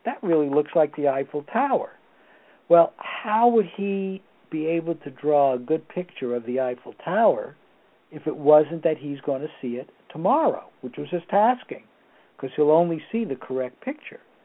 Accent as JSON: {"language": "English", "town": "Torrance", "region": "California", "country": "United States", "tie": "born or raised there", "also_born_or_lived": "New York City, New York, United States", "said": "I was born in New York City, but I came to California when I was nine. So I consider myself to be a uh, uh, California, um, almost California resident, but not quite."}